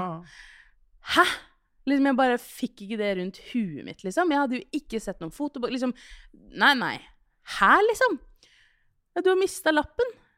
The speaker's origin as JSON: {"language": "Norwegian", "town": "Skien", "region": "Telemark", "country": "Norway", "tie": "born or raised there"}